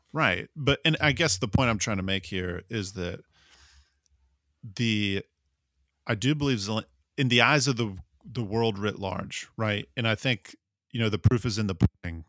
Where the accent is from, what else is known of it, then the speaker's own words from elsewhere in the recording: United States; as an American